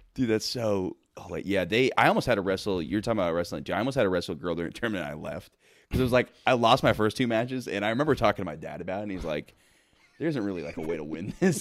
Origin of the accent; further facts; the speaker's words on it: Florida, United States; moved away; I'm from Florida originally